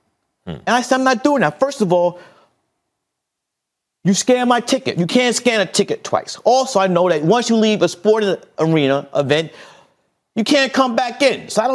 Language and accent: English; New York City, New York, United States; I grew up in Fort Greene, Brooklyn.